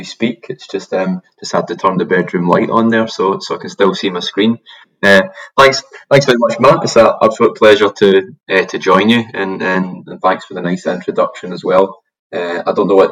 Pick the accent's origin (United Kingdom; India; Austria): United Kingdom; Glasgow, Scotland; moved away as an adult; now in Sunshine Coast, Australia; I'm from Glasgow originally, so I'm an immigrant to Australia